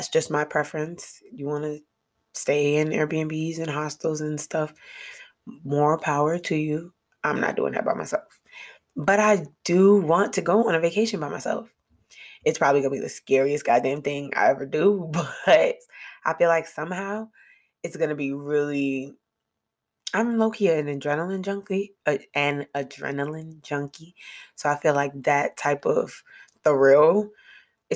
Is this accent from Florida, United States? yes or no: no; New York, United States; moved away as an adult; me and Malik being from New York